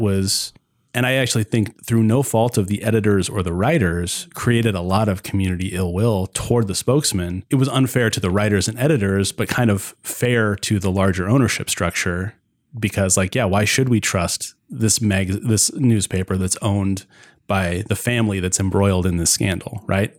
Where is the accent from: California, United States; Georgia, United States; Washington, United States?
Washington, United States; Spokane; born or raised there